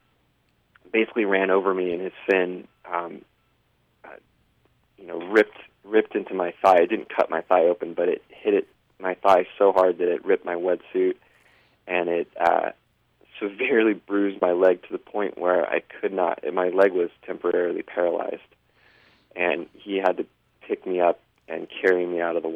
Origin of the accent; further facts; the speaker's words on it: San Diego, California, United States; moved away as an adult; also born or lived in Denver, Colorado / New York City; I grew up in San Diego